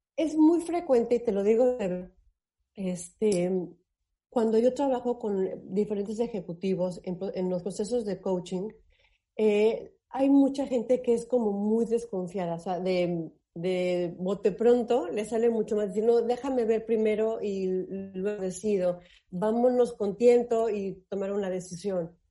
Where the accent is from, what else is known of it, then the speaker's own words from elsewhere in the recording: Mexico; estamos los mexicanos